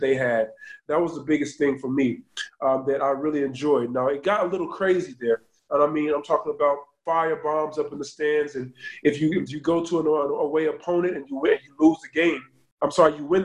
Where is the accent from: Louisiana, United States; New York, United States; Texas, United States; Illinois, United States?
Texas, United States; Dallas; moved away as an adult; also born or lived in Argentina / Scotland; I'm from Dallas. I'm a city boy. I've always been there